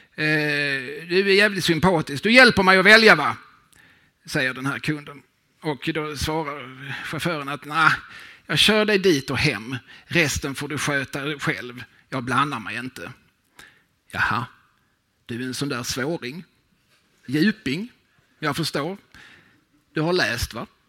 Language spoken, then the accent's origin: Swedish; Lund, Skåne, Sweden; also born or lived in Eslöv; now in Malmö, Sweden; Jag är född och i någon mån uppvuxen i Lund på Klostergården. Jag gick i skola i Eslöv